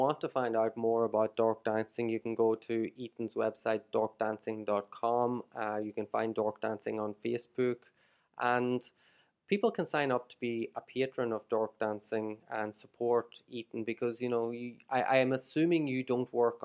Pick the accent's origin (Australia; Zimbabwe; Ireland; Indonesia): Ireland; moved away as an adult; now in Shenzhen, China; I'm Irish and very proud to be Irish, but I don't consider really, I don't see Ireland as my ultimate home or Ireland. I don't view Ireland as home anymore.